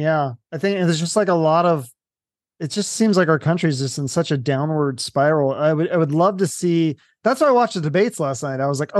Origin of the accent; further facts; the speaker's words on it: Washington, United States; I don't even think I knew the name of my governor growing up in Washington.